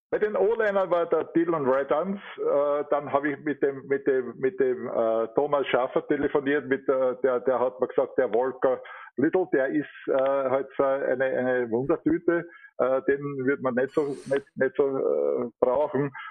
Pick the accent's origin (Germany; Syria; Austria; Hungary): Austria; Vienna; Ich bin ein echter Wiener, ja, ich bin in Immerhin geboren, 11. Bezirk, richtig auf der Hart, wo man so sagt, Timmering